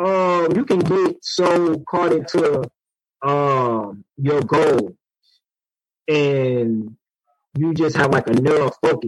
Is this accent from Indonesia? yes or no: no; Detroit, Michigan, United States; coming from the urban city of Detroit and the inside neighborhoods. Just having goals of playing sports.